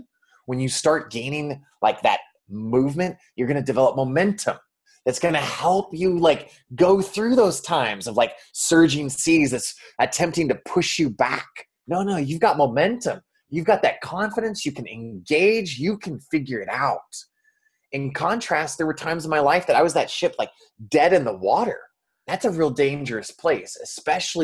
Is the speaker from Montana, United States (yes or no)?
yes; Montana, United States; growing up in Montana